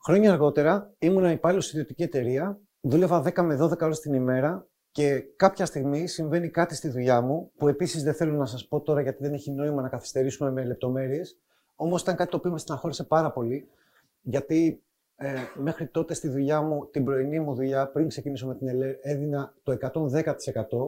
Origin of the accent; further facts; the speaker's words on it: Athens, Attica, Greece; Έρχομαι από την Αθήνα, εκεί μεγάλωσα.